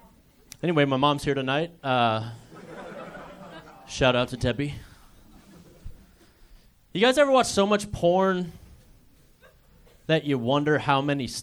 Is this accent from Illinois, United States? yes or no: no; Manaway, Ohio, United States; born or raised there; now in Fort Worth, United States